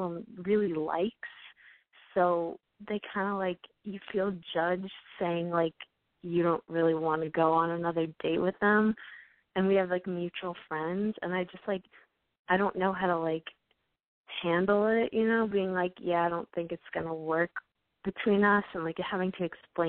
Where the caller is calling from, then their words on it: New York, United States; I'm 18, and I'm calling from New York.